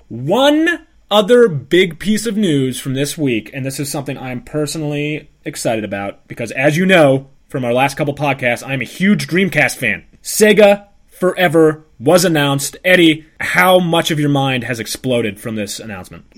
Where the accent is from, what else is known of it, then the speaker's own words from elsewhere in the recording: United States; as an American